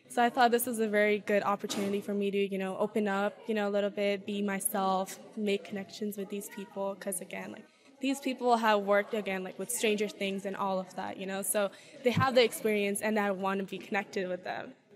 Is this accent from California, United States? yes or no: yes; Bay Area, California, United States; I am from the Bay Area, though, but not from San Francisco